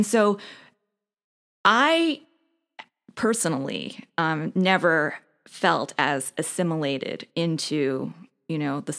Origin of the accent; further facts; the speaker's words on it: Brooklyn, New York, United States; also born or lived in New Jersey; When I was a little past 9, we moved from Sheepshead Bay, Brooklyn, where there were a lot of Jews, let's say, right, to a neighborhood in New Jersey where I was the only Jewish kid in the class.